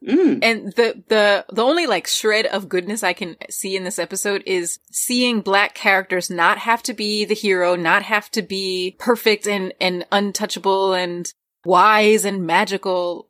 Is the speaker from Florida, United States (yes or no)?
no; Newark, New Jersey, United States; I grew up in a like mostly black Caribbean Latino area in Newark, New Jersey